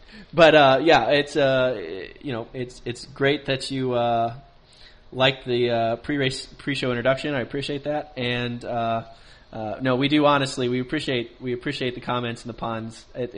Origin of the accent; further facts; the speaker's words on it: United States; Not all Americans think that. Don't give us a bad name.